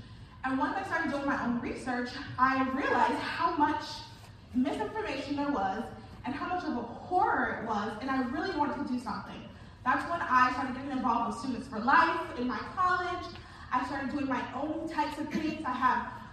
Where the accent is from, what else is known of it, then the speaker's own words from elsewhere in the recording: Charlotte, North Carolina, United States; moved away as an adult; also born or lived in New Jersey; I was born and raised in Charlotte.